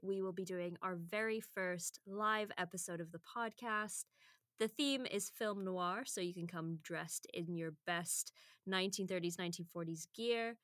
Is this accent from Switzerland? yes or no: no; United Kingdom; now in Edmonton, Canada; as the British person that's used to, like, ninety-eight percent humidity at any given time